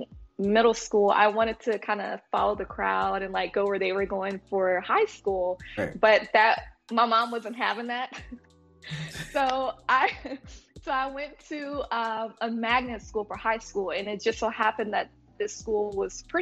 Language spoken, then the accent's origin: English; Montgomery, Alabama, United States; also born or lived in Oklahoma; Moved to Montgomery, and I lived there for a while